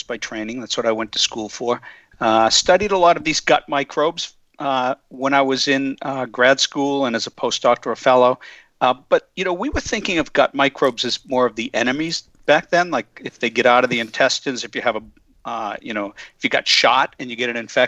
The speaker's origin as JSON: {"language": "English", "area": "just outside of Boston", "region": "Massachusetts", "country": "United States", "tie": "born or raised there", "also_born_or_lived": "California", "said": "I grew up just outside of Boston"}